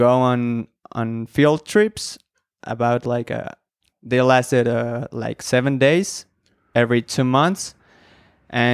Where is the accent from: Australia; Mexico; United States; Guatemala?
Mexico; State of Mexico; I was born in Mexico City. I was raised in the state of Mexico, and then I studied in Mexico City